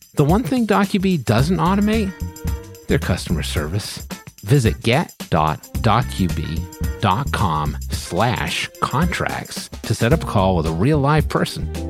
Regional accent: New England, United States; I'm from New England

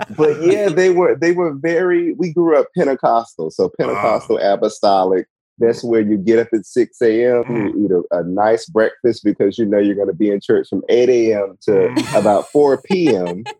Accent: Washington, District of Columbia, United States; also born or lived in North Carolina; I am from Washington D.C. originally

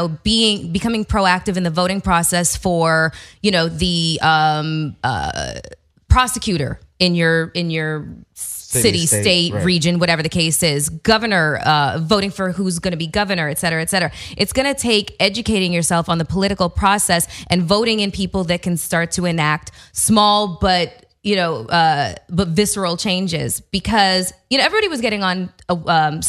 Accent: Canada; moved away; my home country. Of Canada

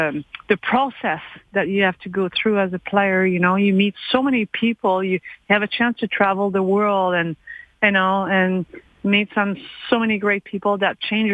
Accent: Quebec, Canada; When I was growing up in Quebec, and you know, the Montreal Canadiens were my idols

